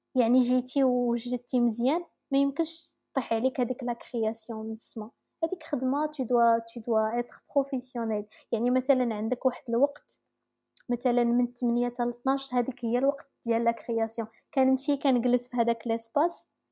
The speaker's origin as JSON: {"language": "Arabic", "country": "Morocco", "said": "عندنا في المغرب"}